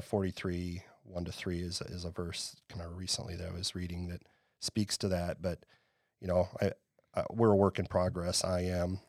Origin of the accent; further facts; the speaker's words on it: Waverly, Iowa, United States; now in Iowa City, United States; I am an Iowa native. I grew up in Northeast Iowa in a, a town called Waverly.